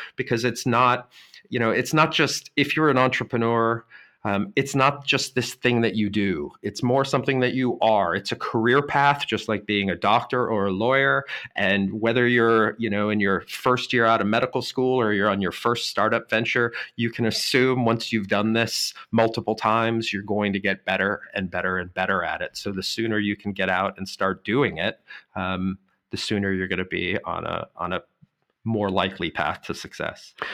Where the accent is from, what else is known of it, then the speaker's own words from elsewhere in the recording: Boulder, Colorado, United States; moved away as an adult; now in Germany; my hometown of Boulder, Colorado